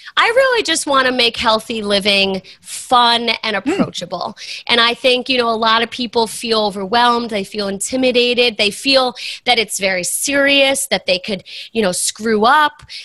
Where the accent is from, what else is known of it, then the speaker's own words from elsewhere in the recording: East Coast, United States; moved away as an adult; I'm from the East Coast